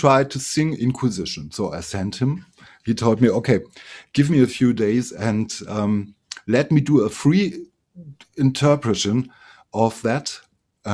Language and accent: English; Germany; here in my hometown